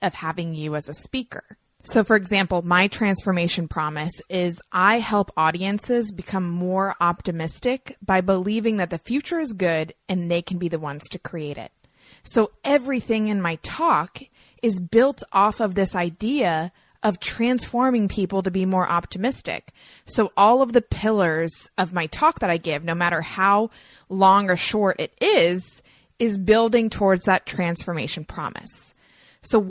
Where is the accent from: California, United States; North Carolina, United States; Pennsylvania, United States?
North Carolina, United States; I'm from North Carolina